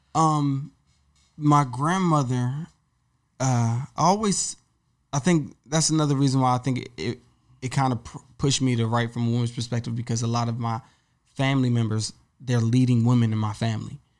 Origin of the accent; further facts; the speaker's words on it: Woodbridge, Virginia, United States; moved away as an adult; now in New York City, United States; I grew up in Woodbridge, Virginia